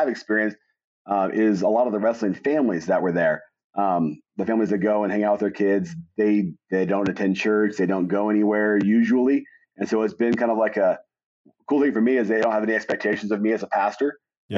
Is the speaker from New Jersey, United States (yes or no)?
no; Wichita, Kansas, United States; moved away as an adult; also born or lived in Springfield, Missouri; now in Canon City, United States; I grew up in Wichita, Kansas